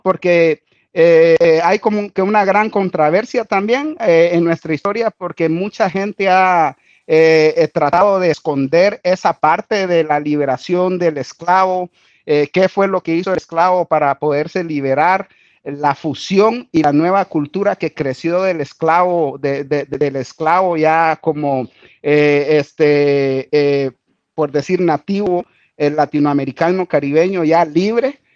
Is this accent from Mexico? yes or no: no; Guatemala; moved away as an adult; now in Australia; yo soy de Guatemala